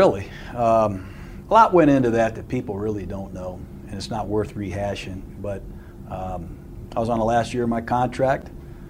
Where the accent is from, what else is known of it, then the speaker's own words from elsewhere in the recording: Tampa, Florida, United States; But I come from Tampa. My dad coached with the Buccaneers. My parents live in Tampa.